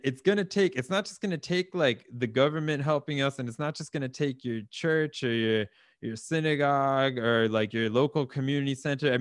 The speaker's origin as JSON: {"language": "English", "region": "the South", "country": "United States", "moved": "yes", "lives_now": "Oslo, Norway", "said": "I'm from the South."}